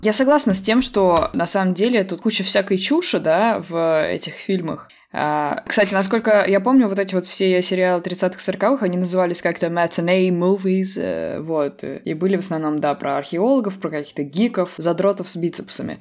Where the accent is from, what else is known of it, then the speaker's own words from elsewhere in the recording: Samara, Samara Oblast, Russia; у нас в Самаре